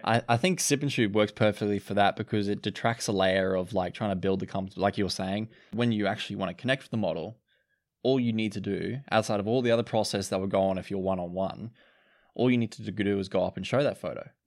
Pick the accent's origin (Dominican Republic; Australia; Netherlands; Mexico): Australia; Cairns, Queensland; I'm being from Cairns.